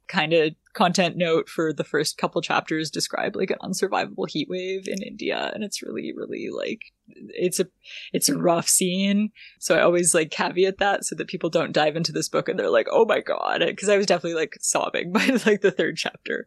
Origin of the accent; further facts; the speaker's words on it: Ottawa, Ontario, Canada; also born or lived in San Francisco; I grew up in Ottawa